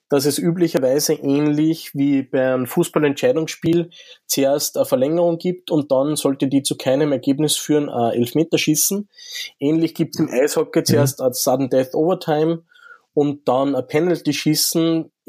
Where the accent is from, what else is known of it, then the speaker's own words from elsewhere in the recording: Linz, Upper Austria, Austria; ist halt für mich natürlich das offensichtlichste Beispiel als Linzer